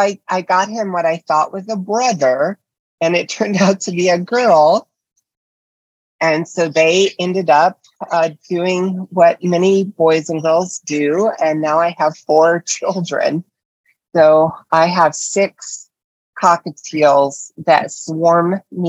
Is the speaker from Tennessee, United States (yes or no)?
yes; Nashville, Tennessee, United States; moved away as an adult; also born or lived in Hollywood; I love Tennessee and I'm proud to have grown up there